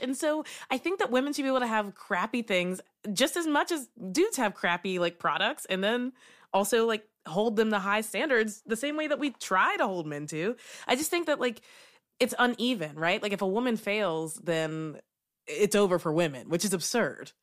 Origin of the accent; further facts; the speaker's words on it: Kentucky, United States; moved away as an adult; now in Brooklyn, United States; I'm from Kentucky. I lived and worked there for 22 years and then I moved to New York. So I live in Brooklyn.